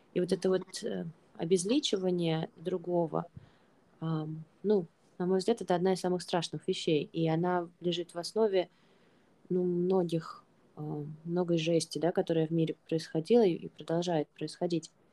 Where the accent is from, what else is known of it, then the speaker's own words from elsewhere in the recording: Russia; moved away; мы не из Украины, мы из России, и при этом мы находимся не в России, при этом мы давно находимся не в России